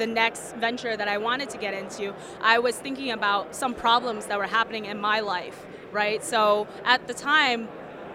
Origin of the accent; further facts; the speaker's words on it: San Diego, California, United States; I grew up in San Diego, and I've been surrounded by surfers and skateboarders my entire life